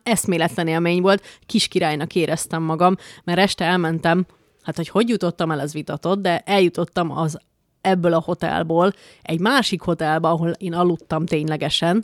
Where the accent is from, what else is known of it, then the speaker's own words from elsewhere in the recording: Békés, Hungary; nekem békésiként